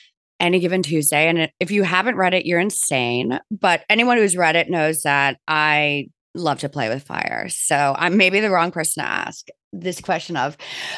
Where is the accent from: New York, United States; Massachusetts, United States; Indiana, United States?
New York, United States; growing up in New York or even dealing with in New Hampshire.